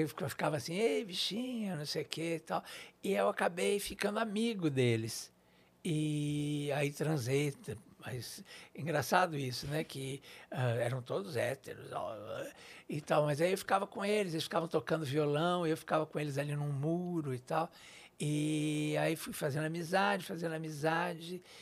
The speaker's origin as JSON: {"language": "Portuguese", "region": "São Paulo", "country": "Brazil", "tie": "born or raised there", "said": "Eu sou daqui de São Paulo. Na, nasci aqui na, na, Zona Leste, de certa forma, no, no Brás"}